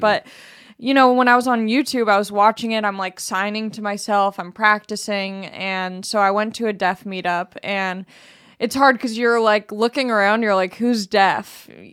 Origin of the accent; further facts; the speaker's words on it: United States; as an American